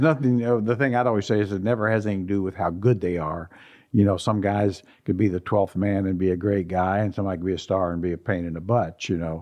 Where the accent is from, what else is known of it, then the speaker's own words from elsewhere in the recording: Indiana, United States; now in Sacramento, United States; growing up in Indiana